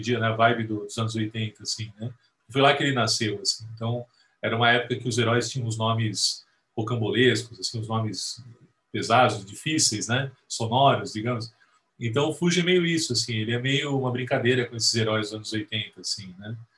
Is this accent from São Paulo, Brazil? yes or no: yes; Santo André, São Paulo, Brazil; lá na galáxia distante de Santo André, que é onde eu nasci